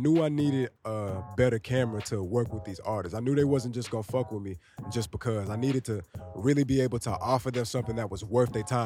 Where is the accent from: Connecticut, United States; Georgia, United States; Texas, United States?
Texas, United States; Dallas; moved away as an adult; now in New York City, United States; I'm from Dallas, Texas. I was born and raised in Dallas.